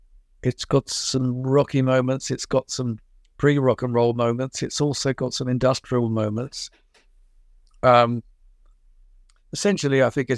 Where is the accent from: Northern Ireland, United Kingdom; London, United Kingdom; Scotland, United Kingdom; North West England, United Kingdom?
London, United Kingdom; born there; I was born in 1950 in London, and London was a very polluted, smoky, steam-driven affair.